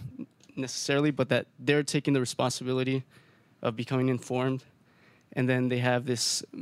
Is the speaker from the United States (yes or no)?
no; Bolivia; moved away; I'm originally from Bolivia